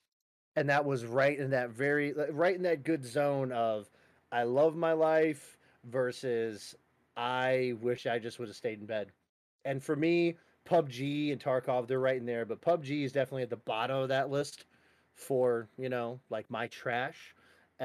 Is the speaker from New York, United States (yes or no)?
no; Chicago, Illinois, United States; I'm a Chicagoan